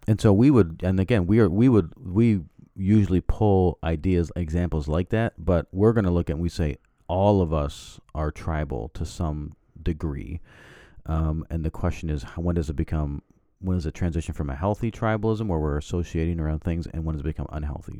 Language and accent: English; the Prairies, Canada; I grew up in Canada, we're on the plains